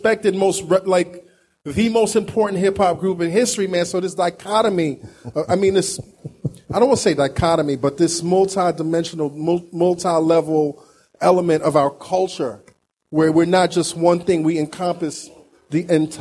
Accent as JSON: {"language": "English", "town": "New York City", "region": "New York", "country": "United States", "said": "I'm from Brooklyn"}